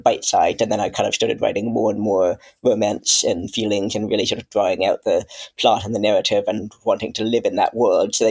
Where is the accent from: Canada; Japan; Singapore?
Canada; now in United Kingdom; I come from Canada. I'm now living in the UK